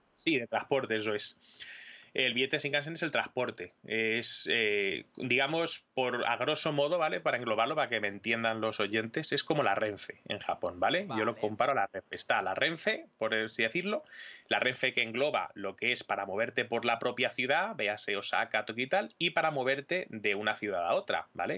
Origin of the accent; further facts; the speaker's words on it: Madrid, Community of Madrid, Spain; yo eh, soy madrileño